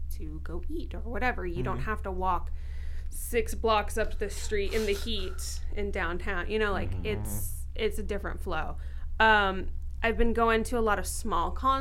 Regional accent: San Diego, California, United States; It's my hometown.

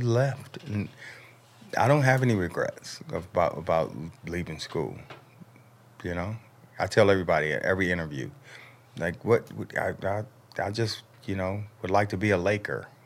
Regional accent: California, United States; I'm from California, you know, born and raised

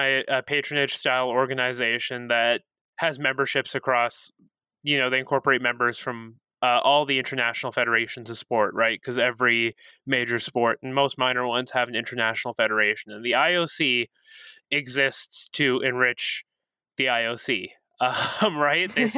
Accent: Toronto, Ontario, Canada; now in Edmonton, Canada; I'm from Toronto. I live in Edmonton now

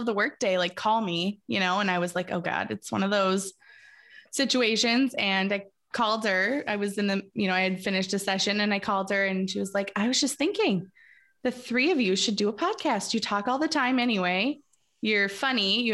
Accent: Minnesota, United States; So I'm from Minnesota and I live in the Brainerd Lakes area

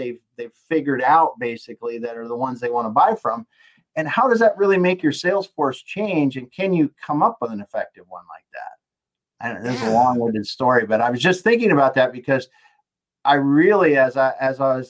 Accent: the Dakotas, United States; here I am from the Dakotas

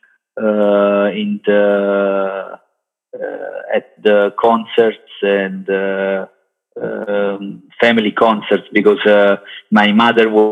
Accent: Caserta, Campania, Italy; English is a second language; moved away as an adult; also born or lived in Naples / London; now in Milan, Italy; I was born in Naples, but I grew up in Caserta area. Until I was 23 years old

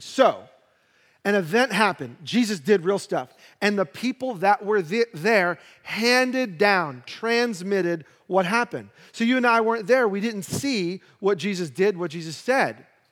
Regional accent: New York City, New York, United States; I grew up in Brooklyn

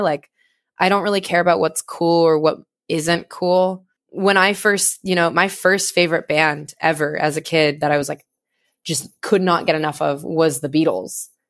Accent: suburb of Sacramento, California, United States; moved away as an adult; now in Santa Cruz, United States; I grew up in, uh, like a suburb of Sacramento

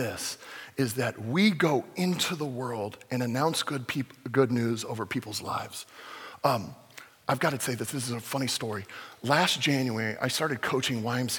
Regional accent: Fullerton, California, United States; my home church that I grew up in Fullerton

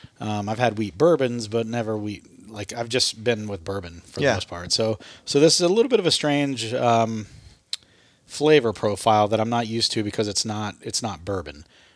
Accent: Appalachia, United States; I'm from Appalachia, but I learned.

